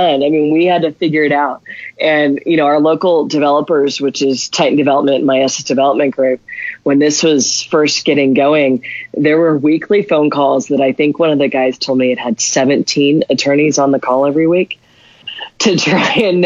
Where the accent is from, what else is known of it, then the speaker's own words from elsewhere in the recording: Albuquerque, New Mexico, United States; I'm born and raised in Albuquerque